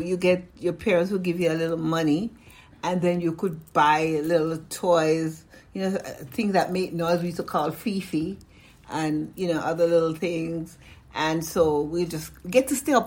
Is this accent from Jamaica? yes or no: yes; Jamaica; now in United States; I grew up in Jamaica, West Indies